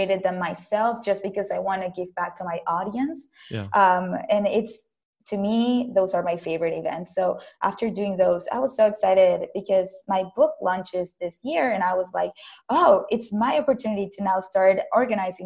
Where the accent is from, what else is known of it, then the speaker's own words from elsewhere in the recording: Caracas, Capital District, Venezuela; English is a second language; now in United States; I am originally from Caracas, Venezuela